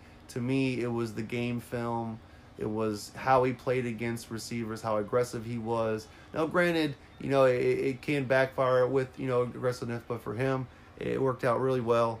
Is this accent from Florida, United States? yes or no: yes; Florida, United States; born and raised in Florida.